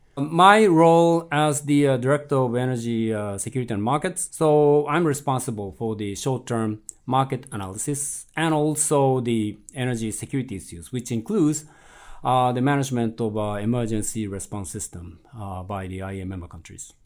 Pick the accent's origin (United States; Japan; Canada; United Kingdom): Japan; moved away; in my home country, Japan